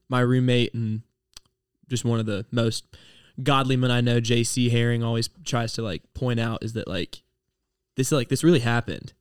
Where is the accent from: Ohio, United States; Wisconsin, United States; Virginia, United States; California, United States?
Ohio, United States; I'm from Ohio